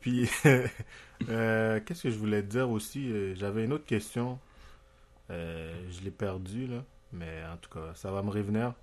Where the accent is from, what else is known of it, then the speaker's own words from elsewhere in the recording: Haiti; now in Quebec, Canada; j'ai grandi en Haïti